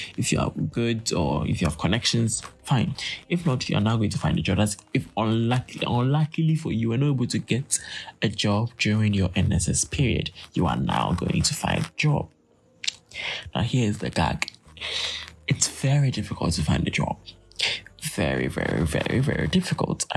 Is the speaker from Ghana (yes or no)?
yes; Ghana; as a Ghanaian, you go to university